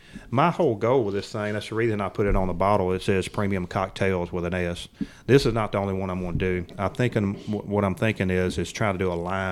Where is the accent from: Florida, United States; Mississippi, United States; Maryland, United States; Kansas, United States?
Mississippi, United States; moved away as an adult; also born or lived in Texas; I was born in Mississippi. I'm a Mississippian, but I'm a Texan at heart too because I lived out there for a long time.